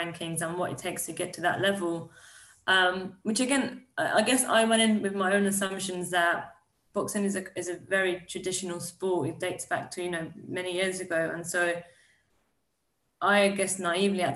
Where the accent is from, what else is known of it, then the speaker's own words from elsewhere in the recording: Iran; I was born in Iran